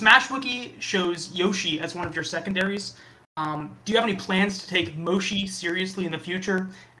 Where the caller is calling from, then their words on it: Columbia, Missouri, United States; I'm calling in from Columbia, Missouri.